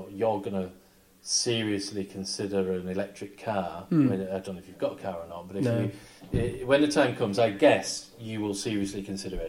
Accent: Barrow-in-Furness, North West England, United Kingdom; I come from Barrow and Furness, which builds nuclear submarines, so... Mm. It was even more relevant to us because we, as kids, we were always taught that we were actually one of the places that would be targeted

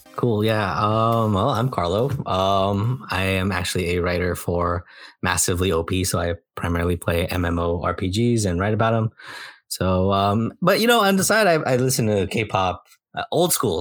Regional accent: Bay Area, California, United States; growing up in the Bay Area

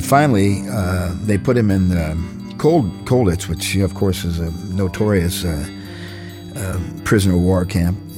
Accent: United States; moved away as an adult; being an American

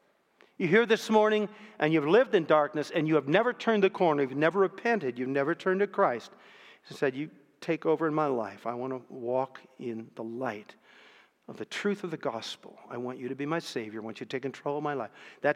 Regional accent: Canton, Ohio, United States; 14 years later, I came back to my hometown, Canton, Ohio. Took up a pastoral call there in one of the churches in my hometown.

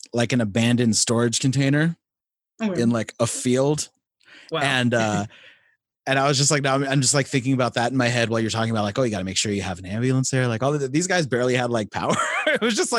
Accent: California, United States; I'm from California

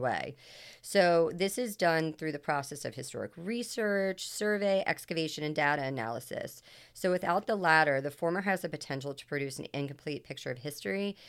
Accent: Washington, District of Columbia, United States; moved away as an adult; also born or lived in Long Island; I'm originally from Washington, D C

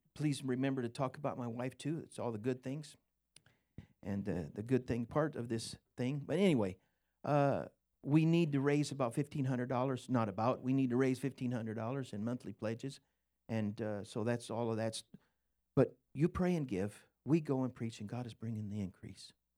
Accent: Scotland, United Kingdom; I'm Scottish

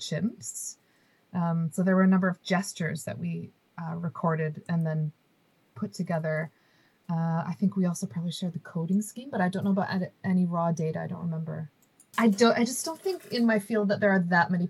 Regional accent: United States; moved away; I was born and raised in the United States

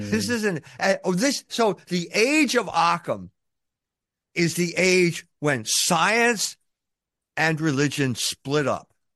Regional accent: United States; I come from America

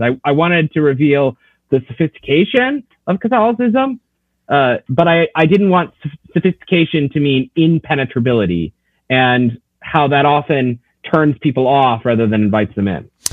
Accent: Knoxville, Tennessee, United States; now in Notre Dame, Indiana, United States; I grew up in East Tennessee, so I'm not a native of the Midwest

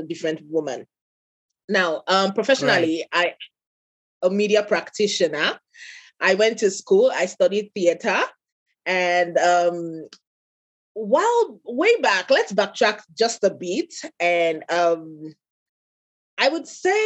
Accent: Nigeria; I am an African, I'm Nigerian

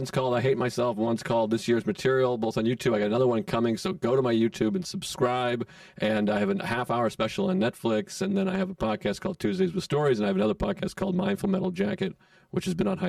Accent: Massachusetts, United States; moved away as an adult; now in New York, United States; I'm from Massachusetts originally.

